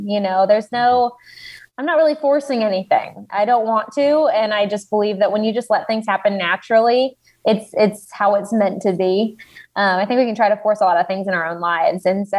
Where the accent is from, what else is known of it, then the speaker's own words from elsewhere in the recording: Texas, United States; now in Nashville, United States; because I grew up in Texas, which like country roads all the way. And I live in Nashville now.